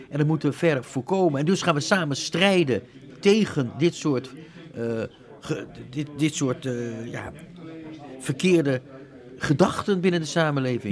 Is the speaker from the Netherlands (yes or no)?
yes; Netherlands; moved away as an adult; Ik ben Nederlander, ben tien jaar, meer dan 10 generaties, maar ik heb tien jaar gestudeerd in het buitenland.